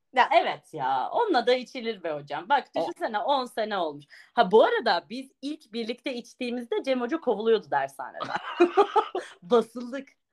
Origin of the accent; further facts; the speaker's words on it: Ağrı, Ağrı Province, Turkey; also born or lived in Niğde; Ağrı merkez benim memleketim artık Niğde